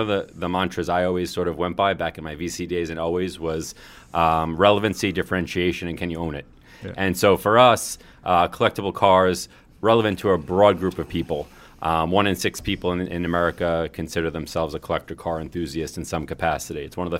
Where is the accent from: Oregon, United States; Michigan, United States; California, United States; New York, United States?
New York, United States; Brooklyn